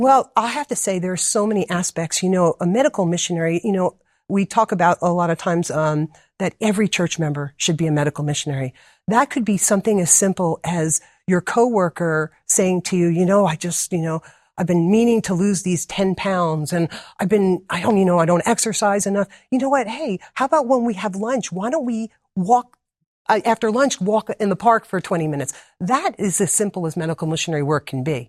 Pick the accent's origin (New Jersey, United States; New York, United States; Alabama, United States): New Jersey, United States; moved away as an adult; now in Wildwood, Georgia, United States; originally, I'm from New Jersey, born and raised there